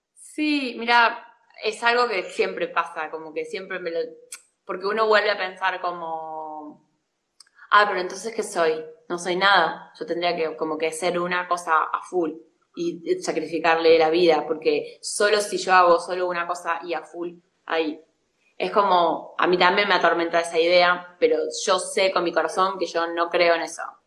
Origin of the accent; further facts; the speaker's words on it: La Pampa, Argentina; moved away as an adult; also born or lived in Córdoba, Argentina / Barcelona, Spain; yo soy de La Pampa y me fui a estudiar cine a Córdoba